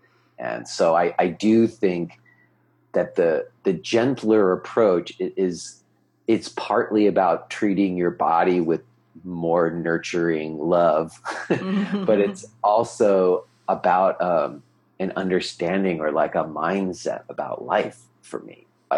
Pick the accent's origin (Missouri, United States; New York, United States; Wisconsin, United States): New York, United States; he knew I was from New York and he knew in New York we ate pizza.